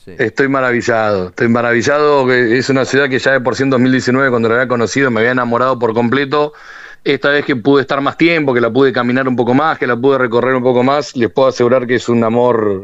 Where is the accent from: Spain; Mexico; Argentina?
Argentina